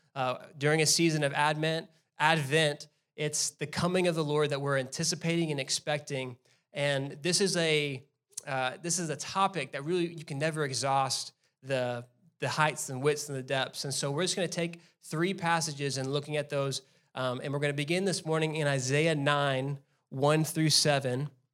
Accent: Mesquite, Texas, United States; also born or lived in South Carolina; Mesquite is my hometown

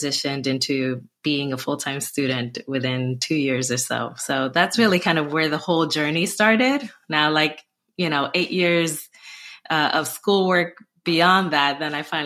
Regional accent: Newark, New Jersey, United States; I just volunteered a lot in my hometown of Newark, New Jersey

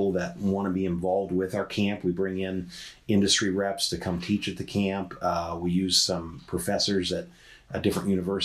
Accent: Monroeville, Ohio, United States; now in Dublin, United States; I grew up in Monroeville, which is up by Lake Erie, up by Sandusky

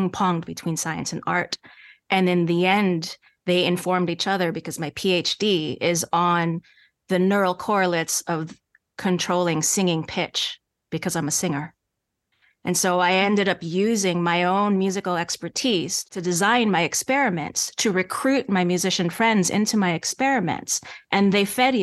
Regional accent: New York, United States; accent: slight Canadian accent; moved away as an adult; also born or lived in Montreal; I'm a native New Yorker. And you hear that when I speak with my friends that I grew up

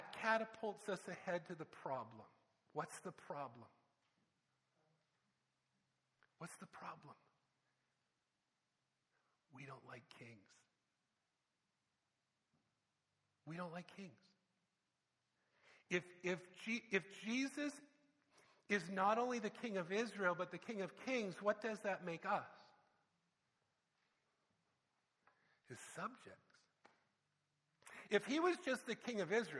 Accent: Canada; I'm from Canada.

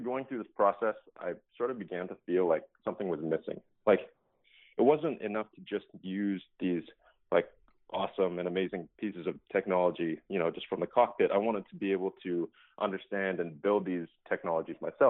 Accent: Calgary, Alberta, Canada; I grew up in Calgary, Alberta, in Canada.

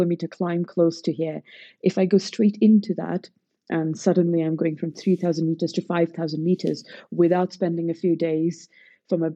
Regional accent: Pune, Maharashtra, India; So I am from Pune in Maharashtra

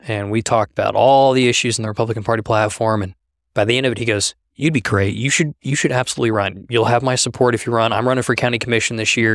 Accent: Halstead, Kansas, United States; also born or lived in Norman, Oklahoma; my family moved up to Halsted, Kansas when I was about four years old

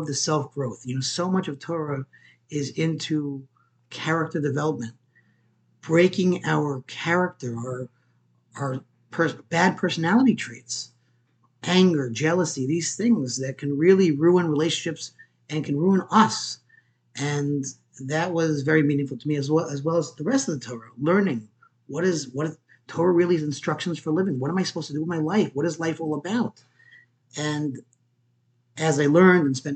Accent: Port Jefferson, New York, United States; also born or lived in Queens, New York; I grew up on Long Island, Port Jefferson

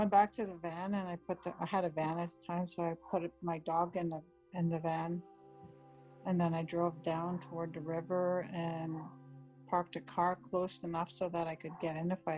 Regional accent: White Sand First Nation, northwestern Ontario, Canada; I'm Anishinaabe from White Sand First Nation in northwestern Ontario

